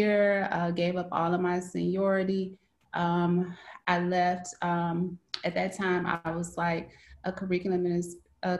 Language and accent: English; Mississippi, United States; moved away as an adult; also born or lived in Cleveland, Ohio; now in Shanghai, China; I am from Mississippi